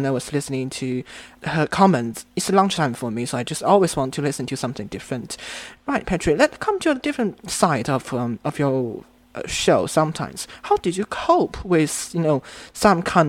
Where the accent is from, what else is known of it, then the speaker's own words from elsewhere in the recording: China; I'm from China. I'm listening in China.